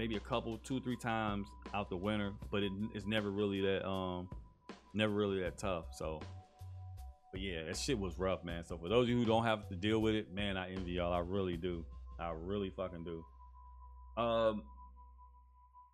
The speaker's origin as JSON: {"language": "English", "town": "Chicago", "region": "Illinois", "country": "United States", "said": "I'm from Chicago"}